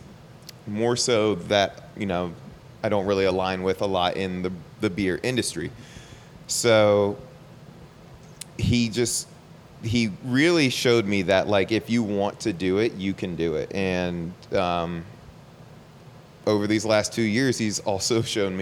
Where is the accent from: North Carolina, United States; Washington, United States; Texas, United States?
North Carolina, United States; Charlotte; I'm born and raised in Charlotte. I still live there.